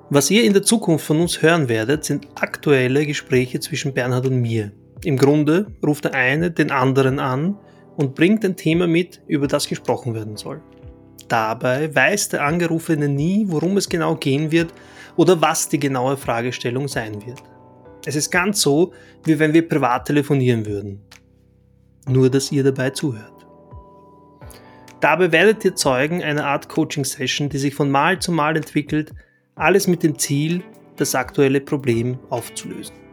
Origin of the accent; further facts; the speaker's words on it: Bosnia & Herzegovina; now in Austria; Ich stamme ursprünglich aus Arevo in Bosnien und kam vor fast 30 Jahren als Flüchtling nach Österreich. Heute lebe und arbeite ich als selbstständiger Fotograf, Künstler und Berater für digitale Kommunikation irgendwo zwischen Wien und Paris.